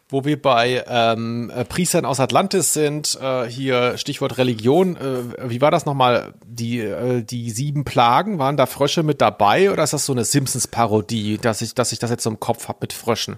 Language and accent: German; Southern Germany, Germany; ich komme ja aus Süddeutschland